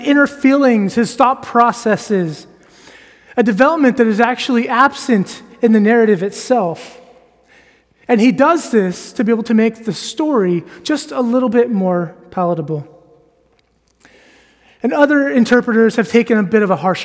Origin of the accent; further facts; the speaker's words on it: United States; now in Edinburgh, United Kingdom; I am American.